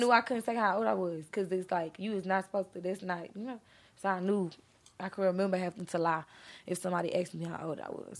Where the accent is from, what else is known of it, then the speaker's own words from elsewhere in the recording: Beaumont, Texas, United States; also born or lived in Houston; I'm actually from, I'm kind of, I came from Houston, but I'm from Beaumont